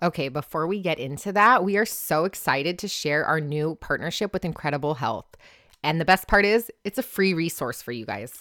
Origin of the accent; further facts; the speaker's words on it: Orange County, California, United States; I'm born and raised in Orange County though.